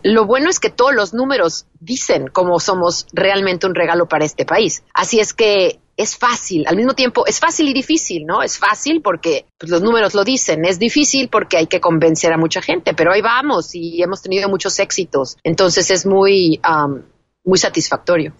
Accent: Mexico; moved away as an adult; now in United States; yo no crecí en Estados Unidos, yo crecí en México.

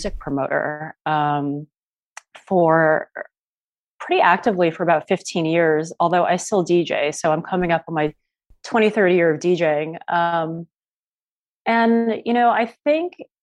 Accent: New York City, New York, United States; I grew up in Chinatown and, you know, went to various schools all over the city. And I am definitely a native New Yorker

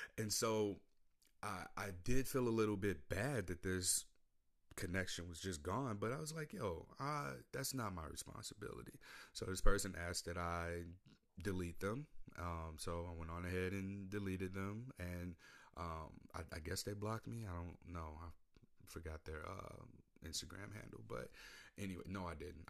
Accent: St. Louis, Missouri, United States; moved away as an adult; now in Portland, United States; I come from Saint Louis, Missouri.

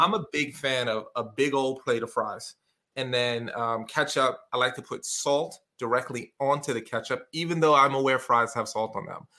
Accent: New York City, New York, United States; moved away as an adult; also born or lived in Syracuse area, New York / Binghamton, New York; now in Syracuse, United States; I grew up in the projects in a place called Canarsie

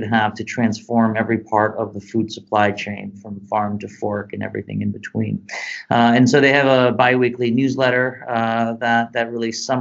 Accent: Detroit, Michigan, United States; growing up in Detroit, the Motor City

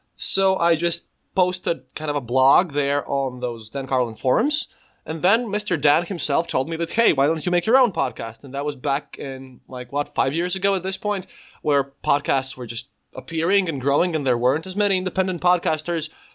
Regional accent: Latvia; I'm a podcaster from Latvia. I live literally on the Eastern Border, normally, literally twenty kilometers from the Russian border

